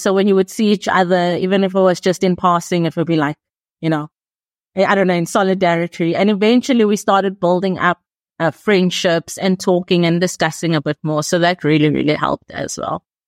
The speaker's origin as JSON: {"language": "English", "country": "South Africa", "said": "I'm from South Africa"}